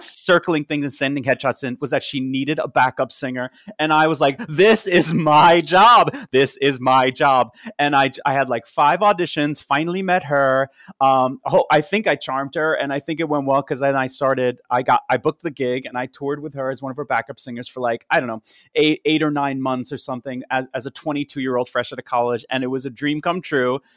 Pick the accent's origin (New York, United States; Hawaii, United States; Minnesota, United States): New York, United States; Rockville Centre; also born or lived in Queens, New York; I grew up on Long Island in Rockville Center. I was born in Queens